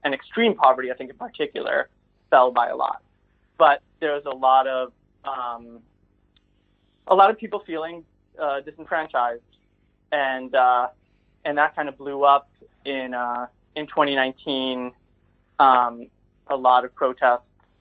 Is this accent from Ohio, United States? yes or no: no; New York, United States; I grew up in right outside New York City